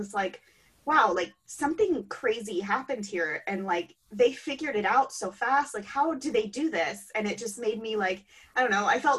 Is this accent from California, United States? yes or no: no; Ohio, United States; I'm from Ohio.